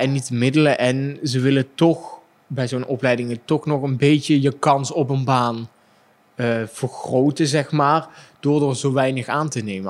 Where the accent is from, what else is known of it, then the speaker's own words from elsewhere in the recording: Limburg, Netherlands; accent: singing Limburg accent; ik als Limburger met mijn zingende accent